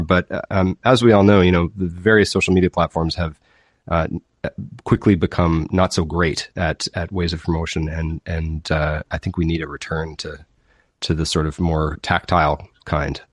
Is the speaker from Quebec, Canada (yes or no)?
no; Winnipeg, Manitoba, Canada; also born or lived in Kingston, Ontario; now in Fairfield, Prince Edward Island, Canada; I grew up in Winnipeg and then Kingston, Ontario